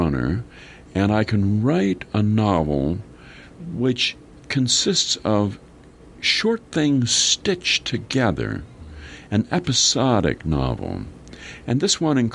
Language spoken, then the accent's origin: English; Minnesota, United States; we're both from Minnesota and went to the University of Minnesota